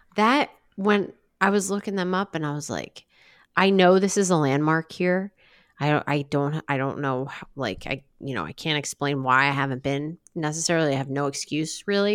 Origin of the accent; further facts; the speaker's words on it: New Jersey, United States; I grew up in South Jersey